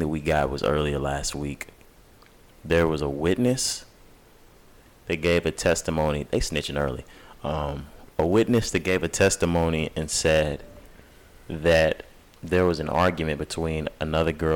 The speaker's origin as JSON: {"language": "English", "region": "Texas", "country": "United States", "said": "now we're from Texas"}